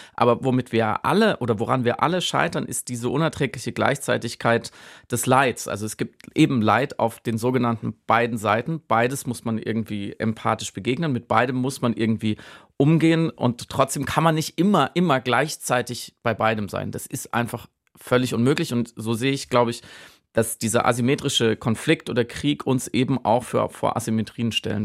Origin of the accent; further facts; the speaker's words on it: Germany; ich jetzt als Deutscher und Enkel eines Wehrmachtssoldaten